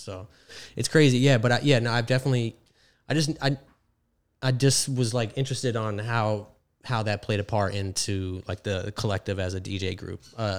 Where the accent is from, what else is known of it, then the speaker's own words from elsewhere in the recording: Fort Lauderdale, Florida, United States; moved away as an adult; now in New York City, United States; I'm from Fort Lauderdale, Miami area.